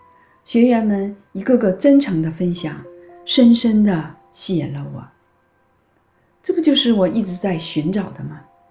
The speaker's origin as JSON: {"language": "Chinese", "country": "China", "moved": "as an adult", "lives_now": "Toronto, Canada", "said": "一九九九年，我从中国移民到加拿大，现在在多伦多卫生局从事疾病的预防和控制工作。"}